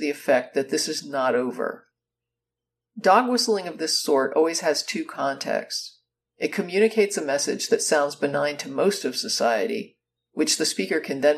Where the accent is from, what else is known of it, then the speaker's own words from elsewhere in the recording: United States; Growing up in the United States, I was always taught through lessons in The Birth of Our Nation